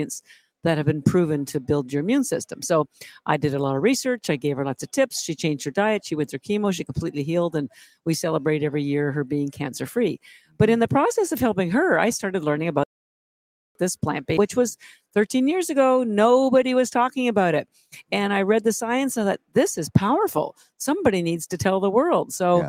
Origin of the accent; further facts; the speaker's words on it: Canada; moved away as an adult; now in Boston, United States; I'm actually Canadian